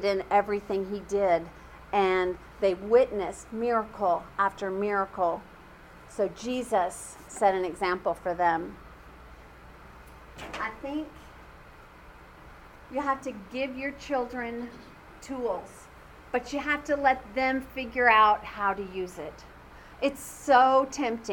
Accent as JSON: {"language": "English", "region": "California", "country": "United States", "moved": "yes", "said": "I'm from California"}